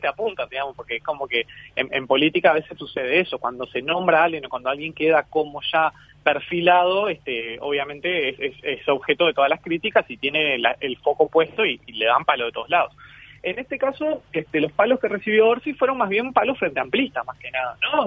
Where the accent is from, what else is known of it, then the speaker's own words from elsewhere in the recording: Canelones, Uruguay; yo como canario orgulloso